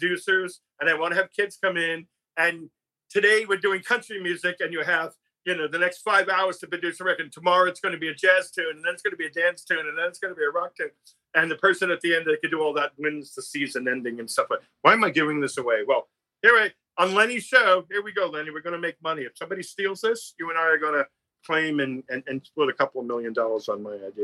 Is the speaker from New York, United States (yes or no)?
yes; New York City, New York, United States; I'm from Brooklyn